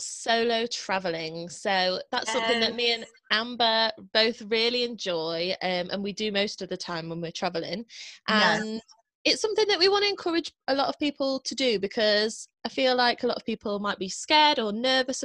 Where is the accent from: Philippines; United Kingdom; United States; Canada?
United Kingdom; the Midlands, England; I'm from the Midlands